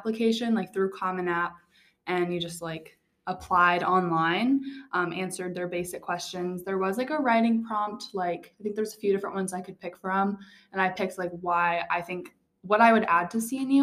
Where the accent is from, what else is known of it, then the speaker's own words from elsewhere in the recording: Gainesville, Virginia, United States; I'm from Gainesville, Virginia.